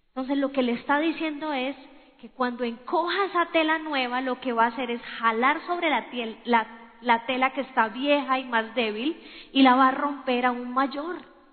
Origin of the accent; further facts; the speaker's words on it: Colombia; somos colombianos